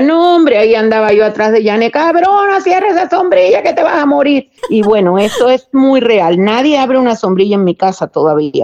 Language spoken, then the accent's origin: Spanish; Havana, Cuba; moved away as an adult; also born or lived in Mexico; yo crecí en La Habana pero mataperría en el campo